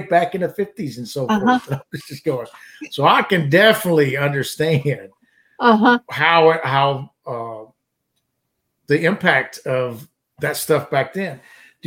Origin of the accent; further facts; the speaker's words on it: southern Louisiana, United States; now in Alabama, United States; I grew up in Louisiana, and of course, southern Louisiana